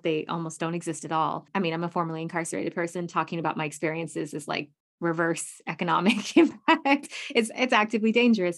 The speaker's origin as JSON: {"language": "English", "country": "United States", "said": "I'm very American"}